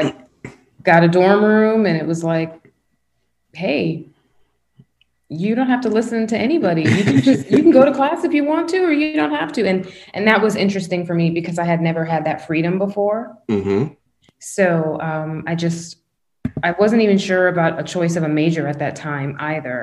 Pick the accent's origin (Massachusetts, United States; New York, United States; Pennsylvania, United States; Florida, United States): Florida, United States; West Palm Beach; also born or lived in Tallahassee; Where I grew up in West Palm